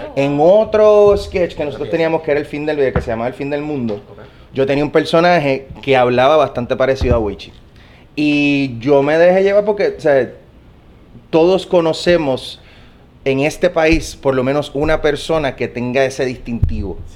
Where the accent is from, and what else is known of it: Puerto Rico